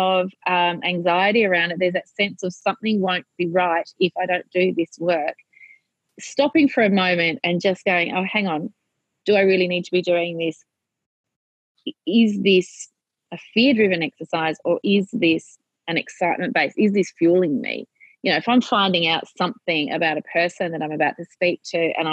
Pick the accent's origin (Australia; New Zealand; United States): Australia; I am your Australian content